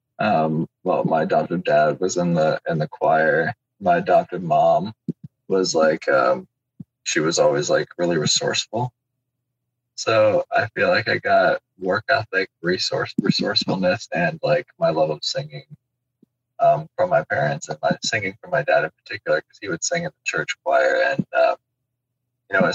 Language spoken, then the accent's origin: English; Cincinnati, Ohio, United States; also born or lived in Arkansas; I was born in Arkansas and then came up here to Ohio